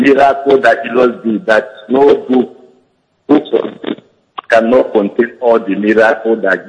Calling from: Italy; I'm calling from Italy.

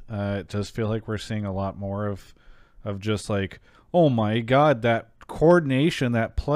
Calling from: São Paulo, Brazil; I'm calling from Sao Paulo, Brazil.

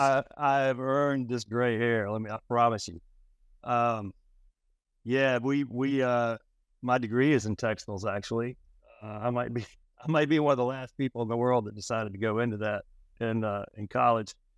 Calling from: Charlotte, North Carolina, United States; Calling in from the uh, big city of Charlotte, North Carolina

